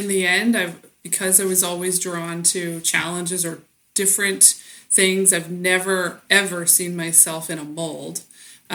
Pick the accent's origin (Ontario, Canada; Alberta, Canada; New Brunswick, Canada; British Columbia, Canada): New Brunswick, Canada; Bath; moved away as an adult; also born or lived in Saskatchewan; I grew up in a little village called Bath, where potato picking was sort of the main industry